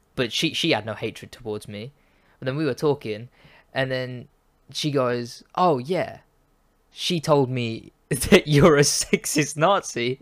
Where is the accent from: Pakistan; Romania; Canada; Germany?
Pakistan; I'm Pakistani.